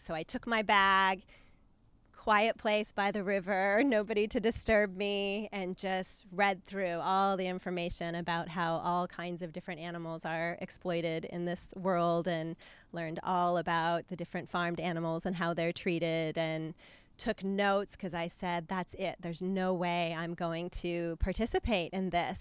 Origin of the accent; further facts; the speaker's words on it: New Mexico, United States; I grew up in New Mexico